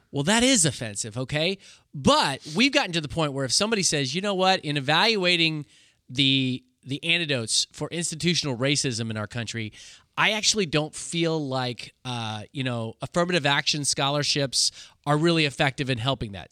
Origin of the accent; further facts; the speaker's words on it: Kansas, United States; I'm from Kansas